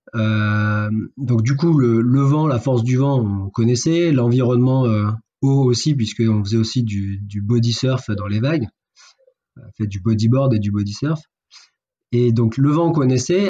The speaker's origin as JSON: {"language": "French", "town": "Fréjus", "region": "Provence-Alpes-Côte d'Azur", "country": "France", "tie": "born or raised there", "moved": "yes", "lives_now": "Montpellier, France", "said": "je suis né à Fréjus"}